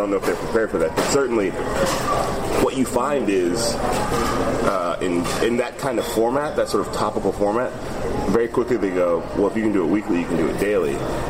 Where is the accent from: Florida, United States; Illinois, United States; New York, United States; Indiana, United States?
Illinois, United States; Chicago; also born or lived in Palo Alto, United States; I graduated from high school in Chicago, so for a long time, I would say I was from Chicago, but then I lived out here for so long, I was like, no, I think I'm from here now. But I was born in Palo Alto, lived